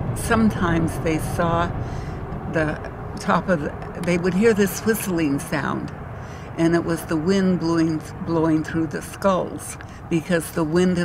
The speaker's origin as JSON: {"language": "English", "region": "Utah", "country": "United States", "tie": "born or raised there", "moved": "yes", "lives_now": "Lovelock, United States", "said": "I was born in Utah."}